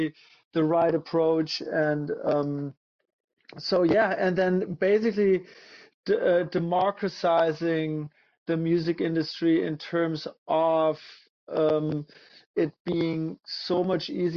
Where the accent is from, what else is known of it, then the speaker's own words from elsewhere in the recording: Münster, North Rhine-Westphalia, Germany; moved away as an adult; also born or lived in Hamburg, Germany; now in Los Angeles, United States; I'm originally from Germany. I grew up in a town called Münster in northwest Germany